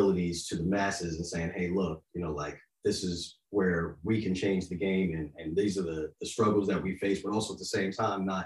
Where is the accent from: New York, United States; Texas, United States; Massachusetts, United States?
New York, United States; Yonkers; also born or lived in Florida; now in Tennessee, United States; I grew up in Yonkers. I'm a city boy living in the South.